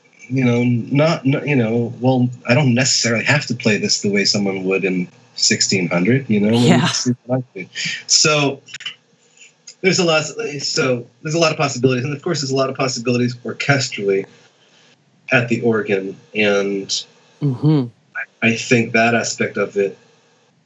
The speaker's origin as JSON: {"language": "English", "area": "near Boston", "region": "Massachusetts", "country": "United States", "tie": "born or raised there", "said": "I grew up in near Boston."}